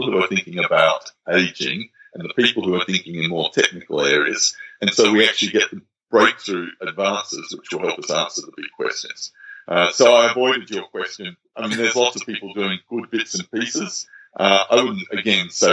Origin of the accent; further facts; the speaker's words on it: Australia; in Australia, and let me talk as an Australian